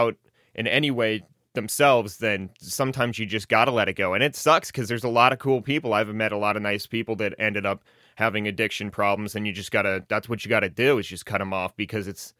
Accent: Lincoln, Montana, United States; where I grew up in Lincoln, which is north of here, it's probably about an hour and 10 minutes away from here.

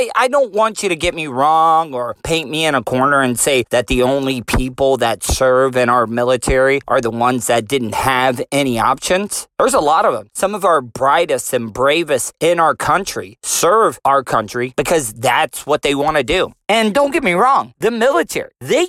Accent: United States; as civilians, as American citizens

